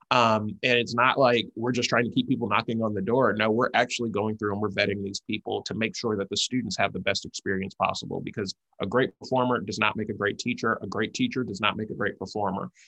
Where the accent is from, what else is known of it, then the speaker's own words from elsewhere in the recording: College Park, Georgia, United States; moved away as an adult; also born or lived in San Francisco; I'm originally from College Park, Georgia.